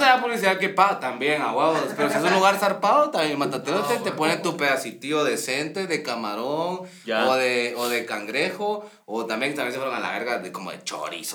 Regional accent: Guatemala City, Guatemala Department, Guatemala; como capitalino

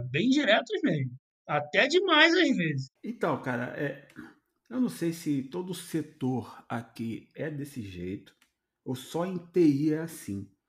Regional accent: Rio de Janeiro, Brazil; Vamos falar do Rio, né? Que a gente veio do Rio, está acostumado a ter o Rio Card em, é, entregue pela empresa para ele poder trabalhar, né?

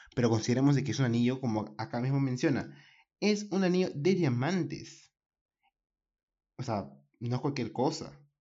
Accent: Peru; yo soy de Perú.

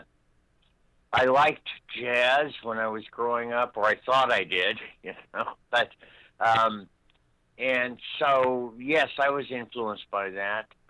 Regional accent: Los Angeles, California, United States; born or raised there; also born or lived in Berkeley, California / Pennsylvania

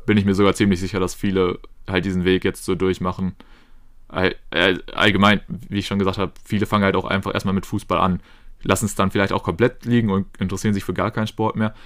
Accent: Germany; als Deutscher

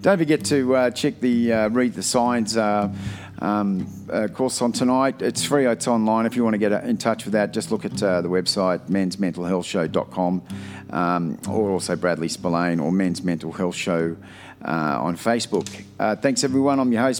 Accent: Australia; But this is really what, ultimately, we all want to be as an Australian. As we all say, this is the Australian way.

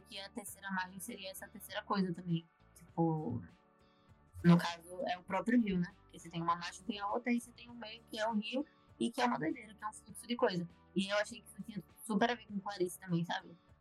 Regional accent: Aracaju, Sergipe, Brazil; now in Rio de Janeiro, Brazil; sou de Aracaju

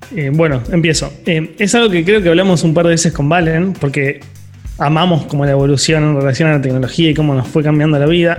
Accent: Quilmes, Buenos Aires Province, Argentina

